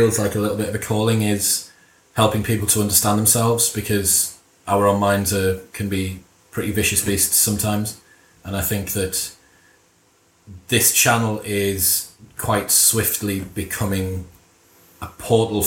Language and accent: English; Middlesbrough, North East England, United Kingdom; My dad's a Mackham and I'm from Middlesbrough